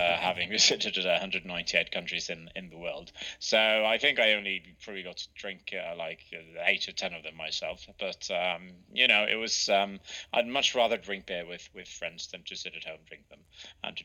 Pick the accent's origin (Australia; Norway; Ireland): Norway; west coast of Norway, Western Norway; I was in my hometown on the Norwegian coast, on the west coast